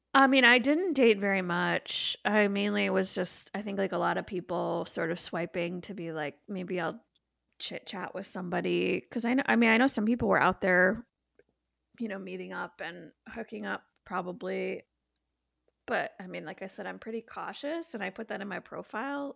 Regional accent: Mundelein, Illinois, United States; moved away; I'm from Mundelein, Illinois

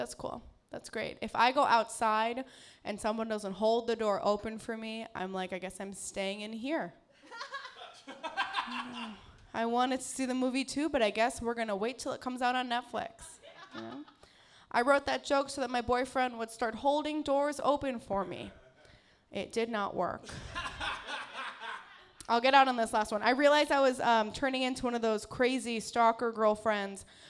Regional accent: Carpentersville, Illinois, United States; now in Chicago, United States; I'm from the suburbs of Chicago. Carpentersville.

